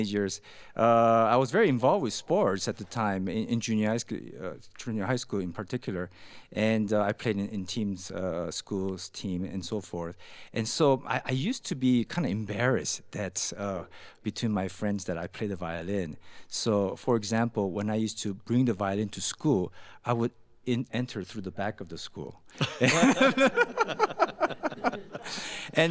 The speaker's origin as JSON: {"language": "English", "region": "California", "country": "United States", "tie": "born or raised there", "moved": "as an adult", "lives_now": "Utah, United States", "said": "growing up in California"}